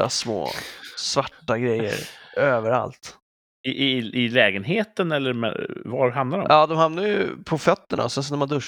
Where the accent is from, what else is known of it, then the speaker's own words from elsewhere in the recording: Sweden; Sa jag att jag är svensk?